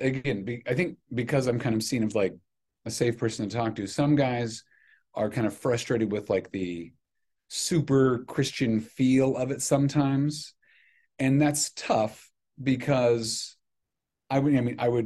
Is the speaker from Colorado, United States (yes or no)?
no; Grand Island, Nebraska, United States; moved away; I grew up in Grand Island